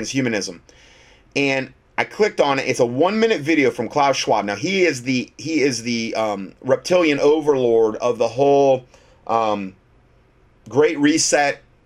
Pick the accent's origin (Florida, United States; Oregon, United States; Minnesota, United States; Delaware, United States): Florida, United States; Fort Myers; That's my hometown. Fort Myers, Florida.